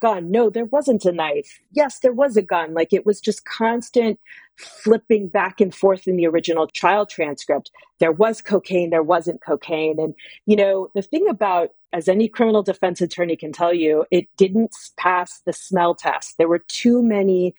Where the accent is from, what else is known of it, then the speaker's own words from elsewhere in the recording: Texas, United States; I grew up in Texas.